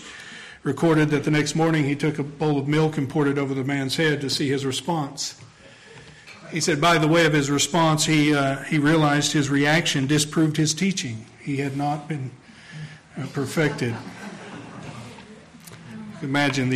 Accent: Tennessee, United States; moved away; I'm from the Bible Belt in Tennessee. It comes out every now and then, sneaks out. My accent betrays me

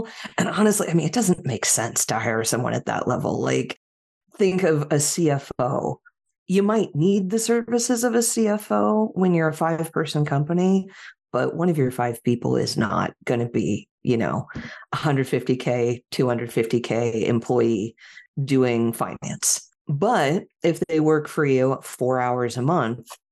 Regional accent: Silicon Valley, California, United States; moved away as an adult; now in Portland, United States; I grew up in Silicon Valley

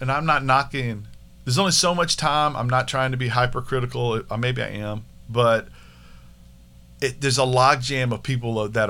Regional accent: Pittsburgh, Pennsylvania, United States; I'm this from Pittsburgh. Home.

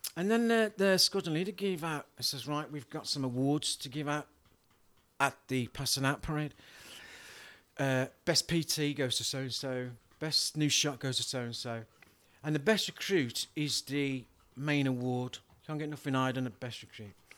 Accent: Wolverhampton, West Midlands, United Kingdom; accent: yam yam; moved away as an adult; now in Liverpool, United Kingdom; originally from Wolverhampton in the West Midlands.

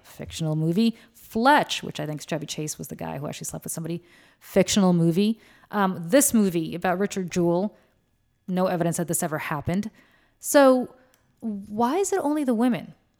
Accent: Moscow, Russia; moved away; I was born in Moscow, um, which is in Russia

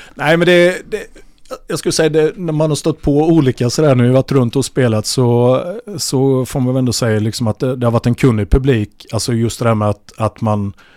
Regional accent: Vimmerby, Kalmar County, Sweden; moved away as an adult; also born or lived in Ljungby / Norrköping; vi är från Vimmerby

